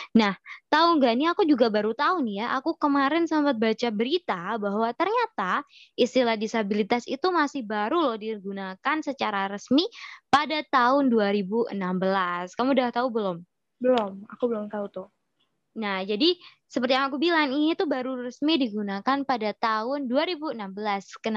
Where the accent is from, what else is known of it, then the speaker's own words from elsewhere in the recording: Sidoarjo, East Java, Indonesia; Kalau aku dari Sidoarjo.